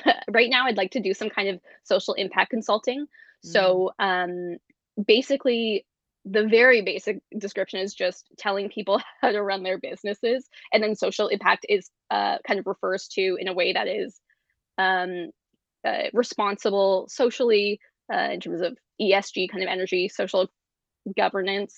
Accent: Guelph, Ontario, Canada; now in Toronto, Canada; as a precocious teenager growing up in Guelph, Ontario

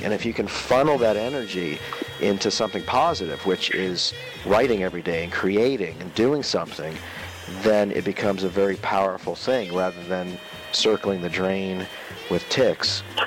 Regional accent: Maryland, United States; also born or lived in Northern Virginia; I'm from Northern Virginia and then Maryland.

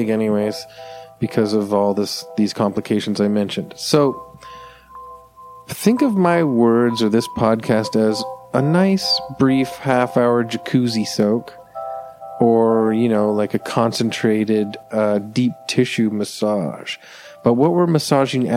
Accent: Canada; I'm a Canadian

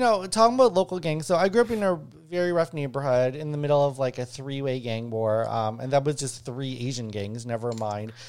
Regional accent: Winnipeg, Manitoba, Canada; I grew up in Winnipeg, also known as the ghetto

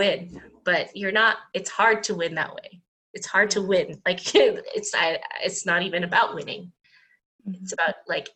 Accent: Dubai, United Arab Emirates; now in North America; So I grew up in Dubai

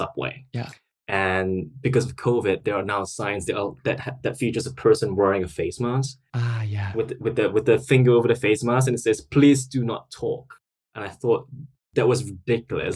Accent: Singapore; moved away as an adult; now in London, United Kingdom; So that's where I'm from originally. So I grew up in Singapore

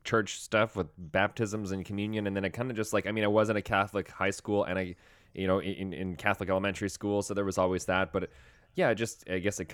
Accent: Saskatchewan, Canada; moved away; I'm from Saskatchewan. I'm from out west, so we didn't really have like, I don't think we even had a prom

